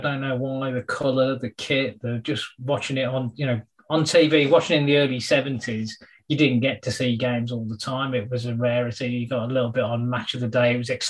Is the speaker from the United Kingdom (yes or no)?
yes; Wolverhampton, West Midlands, United Kingdom; I was born and brought up in Wolverhampton